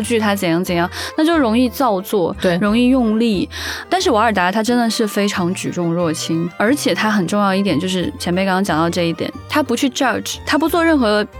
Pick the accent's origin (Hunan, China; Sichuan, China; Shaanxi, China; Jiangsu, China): Shaanxi, China; Xi'an; 我家在西安